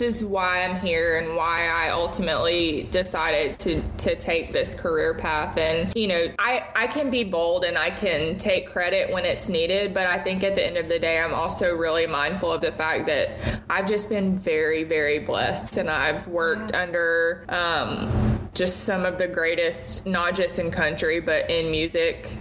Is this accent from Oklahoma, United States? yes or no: no; Murfreesboro, Tennessee, United States; also born or lived in Ashland City, Tennessee; I did middle school, high school, and college all in Murfreesboro